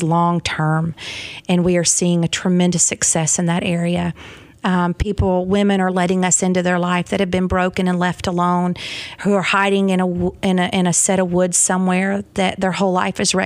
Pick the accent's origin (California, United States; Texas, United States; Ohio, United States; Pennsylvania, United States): Texas, United States; Southeast; accent: Southern; moved away as an adult; also born or lived in Hanson, Kentucky; now in Clarksville, United States; I was born and raised in Southeast Texas.